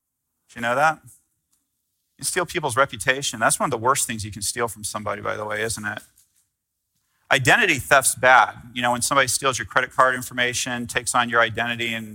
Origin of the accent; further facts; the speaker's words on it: United States; I'm American